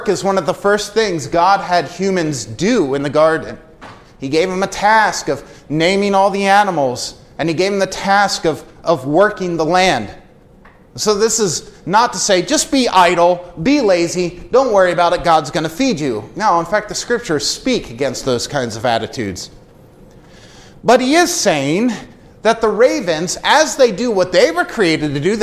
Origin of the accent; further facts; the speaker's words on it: United States; I grew up in Amish country